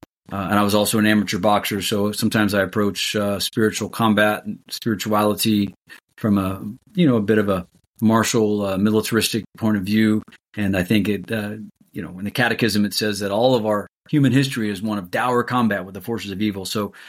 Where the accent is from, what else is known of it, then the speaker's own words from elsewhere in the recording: Columbus, Ohio, United States; I'm originally from Columbus, Ohio.